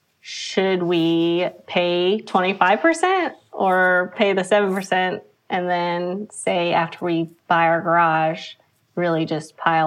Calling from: North Carolina, United States; I am in Andrew, North Carolina, which is near Raleigh.

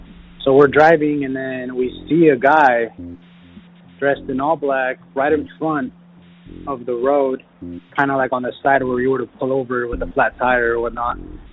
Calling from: Watsonville, California, United States; I'm calling from Watsonville, California.

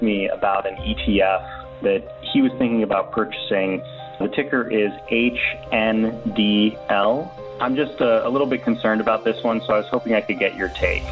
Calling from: Seattle, Washington, United States; I'm calling from the Seattle area.

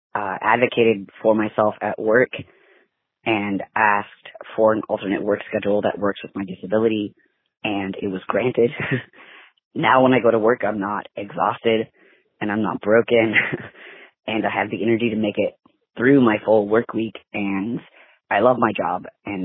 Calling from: Humboldt County, California, United States; I'm calling from Humboldt County, California.

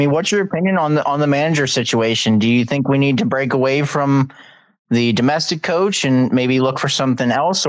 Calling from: Maryland, United States; Maryland, Western Maryland.

